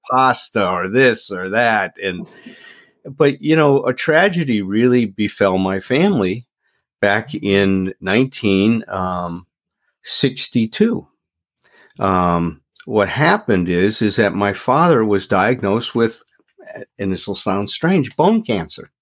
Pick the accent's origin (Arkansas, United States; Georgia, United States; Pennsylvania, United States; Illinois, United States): Illinois, United States; Chicago; moved away as an adult; now in Doylestown, United States; I grew up in Chicago. So I'm from the Midwest